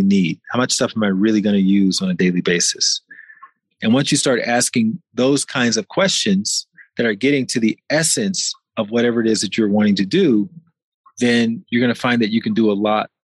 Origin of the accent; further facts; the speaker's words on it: Mexico City, Mexico; here in my hometown of Mexico City